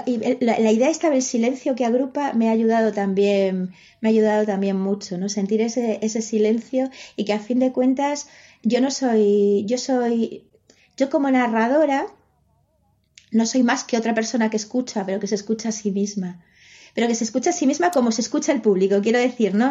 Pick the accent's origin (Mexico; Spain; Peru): Spain; Galicia; first language Spanish; la lengua que, eh, que, he hablado desde pequeña es el castellano. El gallego la, he mamado, pero mi familia no era gallego hablante. Yo me hice gallego hablante pues con 12, 13 años